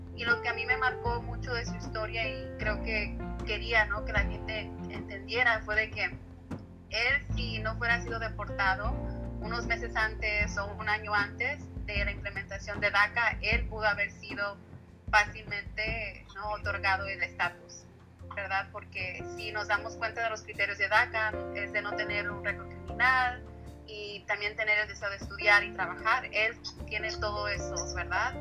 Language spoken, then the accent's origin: Spanish; Los Angeles, California, United States; yo crecí en Los Ángeles